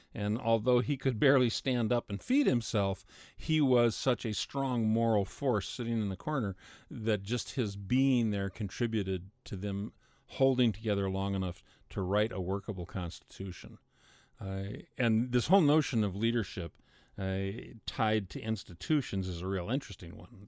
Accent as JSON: {"language": "English", "country": "United States", "said": "I'm an American"}